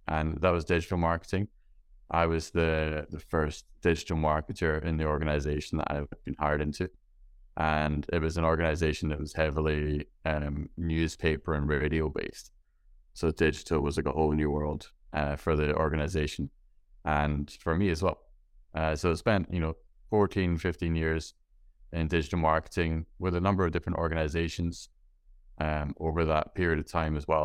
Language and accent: English; Scotland, United Kingdom; being from Scotland where it's, uh, it's dark and rainy